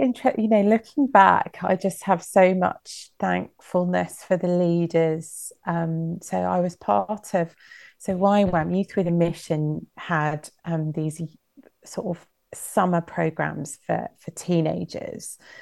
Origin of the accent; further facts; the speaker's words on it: United Kingdom; growing up in Britain